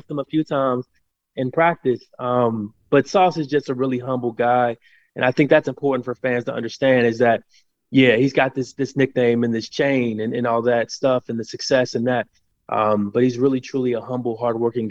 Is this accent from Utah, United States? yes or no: no; Cincinnati, Ohio, United States; I'm speaking as a Midwestern guy, I'm born and raised in Cincinnati, Ohio